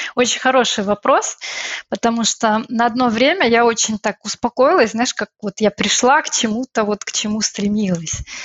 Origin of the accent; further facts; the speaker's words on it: Odesa, Odesa Oblast, Ukraine; moved away as an adult; now in Brussels, Belgium; Я из Одессы, а из солнечного города